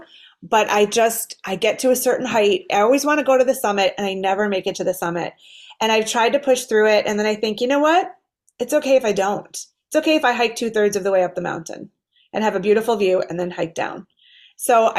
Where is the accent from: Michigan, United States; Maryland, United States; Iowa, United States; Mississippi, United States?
Michigan, United States; Detroit; I grew up in Detroit, which is a beautiful city now, but was not so safe in the 80s.